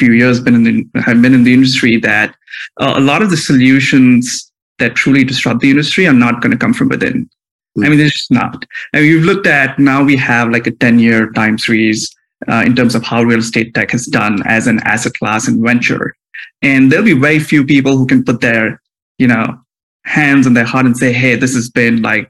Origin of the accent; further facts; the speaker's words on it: India; moved away as an adult; now in United States; I grew up in India, came to the US for the first time as an undergrad student in college